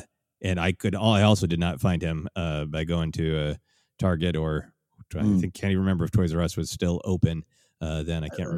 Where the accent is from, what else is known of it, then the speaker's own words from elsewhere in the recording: Minnesota, United States; growing up in Minnesota, a cold place